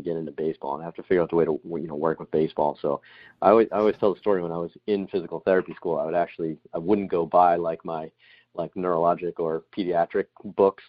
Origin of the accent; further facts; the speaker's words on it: Boston, Massachusetts, United States; moved away as an adult; also born or lived in Alabama; I'm from Boston